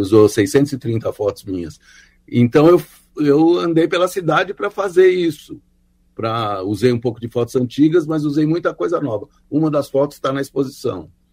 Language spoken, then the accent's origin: Portuguese; São Paulo, Brazil; eu morei, eu nasci no Bom Retiro, né, que era um bairro urbano, de um gueto judaico e tal